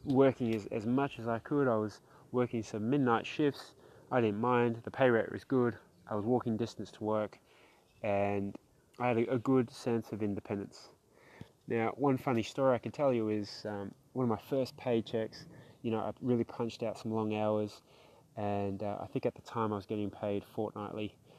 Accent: South Australia, Australia; also born or lived in Melbourne, Victoria, Australia; managed to arrive to Australia, where we grew up in South Australia, eventually settling in the western suburbs of Melbourne

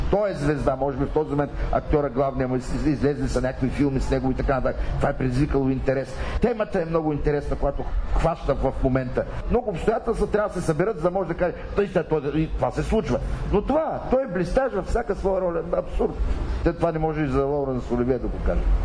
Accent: Mamarchevo, Yambol Province, Bulgaria; moved away; аз моето родно село е на 18 км от Елково. Така че аз на селото, там съм завършил 8 клас. Мамарчево. Мамарчево, Елховско.

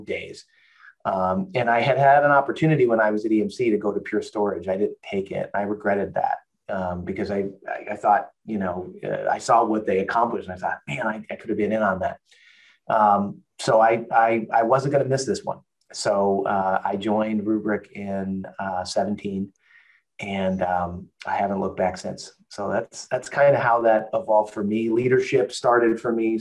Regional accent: Chicago, Illinois, United States; moved away as an adult; now in Tennessee, United States; I'm from Chicago originally. I live in Tennessee now.

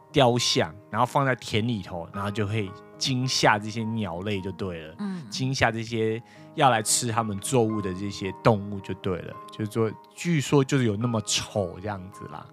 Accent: Taipei, Taiwan; 我小时候就吃乖乖而已啊。因为台北比较少看到人家卖椒，因为我小时候也很少出去啊

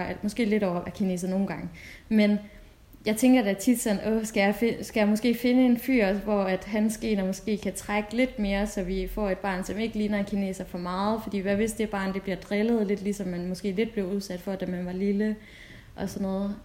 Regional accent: Denmark; jeg er fra Danmark

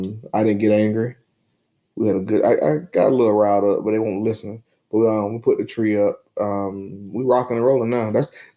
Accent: Dunn, North Carolina, United States; My hometown in Dunn

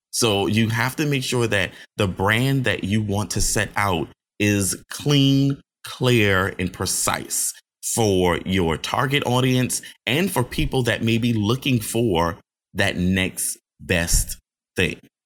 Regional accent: Johns Island, South Carolina, United States; also born or lived in Charleston, South Carolina; I hail from Johns Island, South Carolina, by the way of Charleston, South Carolina

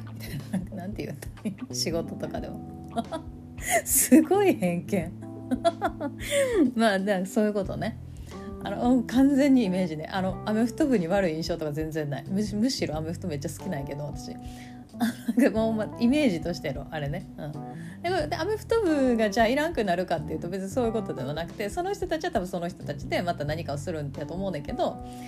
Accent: Kansai, Japan; accent: Kansai-ben

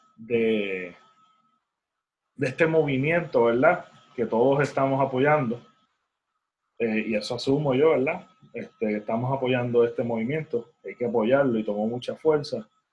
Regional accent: Puerto Rico; accent: Puerto Rican; mi acento puertorriqueño

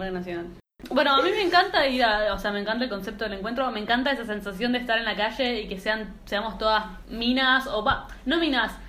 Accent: Mar del Plata, Buenos Aires Province, Argentina; estaba, yo soy de Mar del Plata, estaba en Mar del Plata, me había ido a pasar el fin de largo

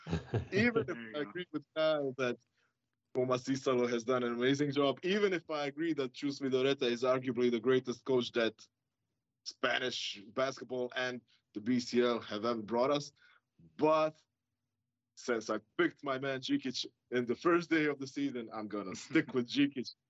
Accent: Croatia; we're from Croatia, both of us

